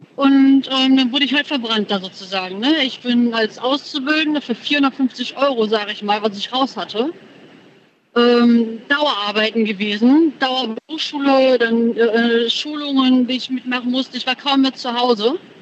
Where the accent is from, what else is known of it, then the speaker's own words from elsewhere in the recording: Moers, North Rhine-Westphalia, Germany; Ich komme aus Mörs, in der Nähe von Krefeld.